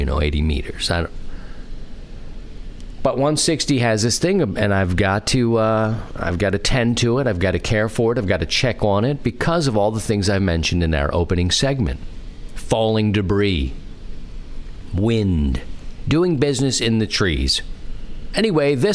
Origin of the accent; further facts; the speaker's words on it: Baltimore, Maryland, United States; the city where I grew up in Baltimore